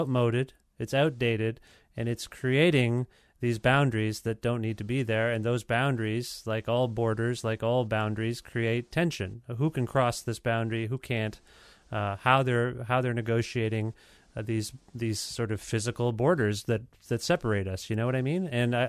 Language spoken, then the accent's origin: English; India; You know, I'm an Indian guy.